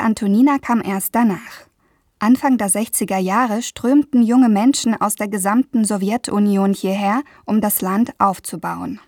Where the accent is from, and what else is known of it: Germany; born or raised there; also born or lived in Novostroyka, near Astana, Kazakhstan; now in Mannheim, Germany